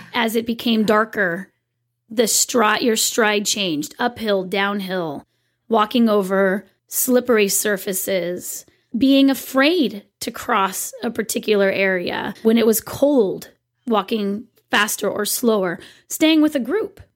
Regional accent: California, United States; I am such a Californian

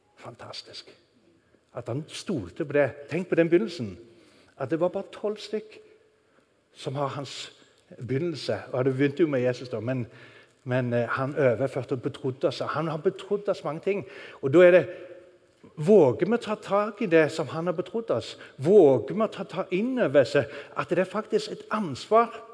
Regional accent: Norway; moved away; Når du bor i et land langt der ute i ørkenen, så sitter du og tenker på Norge

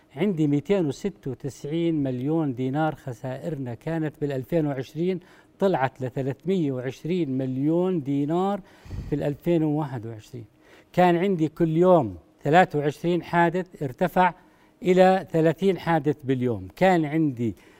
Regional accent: Jordan; عندنا في الاردن

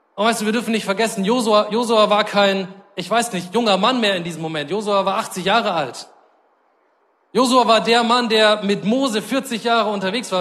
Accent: Germany; als Deutsche

